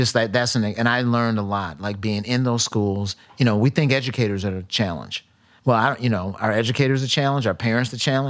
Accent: Milwaukee, Wisconsin, United States; matter of fact, I grew up in Milwaukee, right?

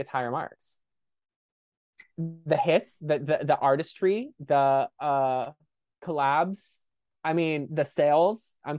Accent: San Diego, California, United States; I mean, I'm from San Diego, I've known about it forever

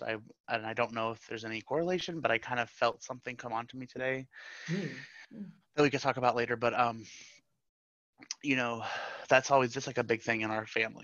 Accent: Florida, United States; I was born and raised in Florida. I'm a Florida native

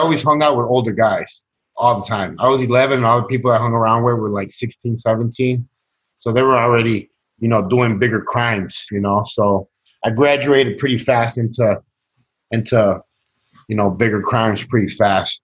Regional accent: Chicago, Illinois, United States; born or raised there; also born or lived in Sacramento, California

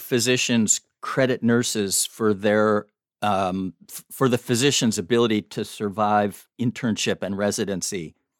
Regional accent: Chicago, Illinois, United States; the University of Chicago, my hometown.

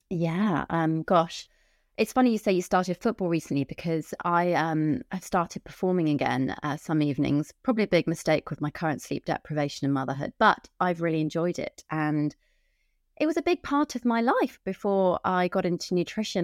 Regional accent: Wiltshire, South West England, United Kingdom; also born or lived in Camden, London; now in London, United Kingdom; I'm from Wiltshire originally

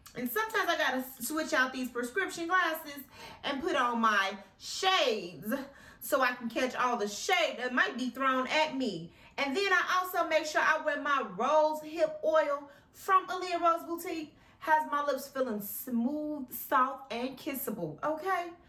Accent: Chicago, Illinois, United States; I wasn't born in Chicago, but I was raised in Chicago all my life

